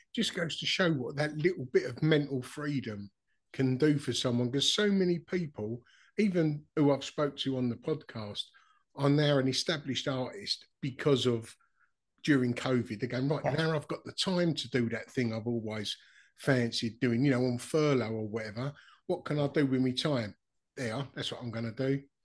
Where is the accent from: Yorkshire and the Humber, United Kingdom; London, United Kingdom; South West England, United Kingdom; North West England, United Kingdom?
London, United Kingdom; Dagenham; I grew up in Dagenham, East London, um, East London, Essex rather